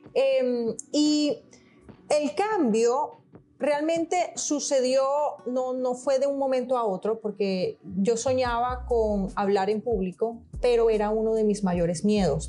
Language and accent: Spanish; Venezuela; accent: latino; also born or lived in Portugal / Miami, United States; now in United States; Nací en Venezuela y mi papá es portugués, él nació en Portugal